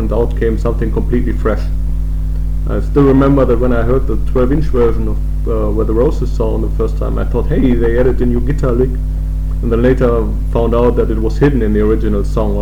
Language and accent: English; Germany's main coal and steel region, North Rhine-Westphalia, Germany; moved away as an adult; now in Chile; while I'm hailing from Chile these days, I spent my childhood in Germany's main coal and steel region. When … came out, we had long moved away to the East Westphalian countryside